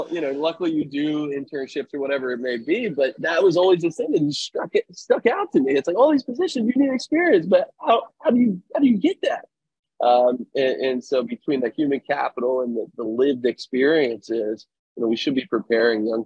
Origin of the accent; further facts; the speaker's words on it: right outside Philadelphia, Pennsylvania, United States; moved away as an adult; also born or lived in Western Massachusetts; now in Sacramento, United States; I grew up right outside Philadelphia, went to college in Western Massachusetts, and then made my way out to California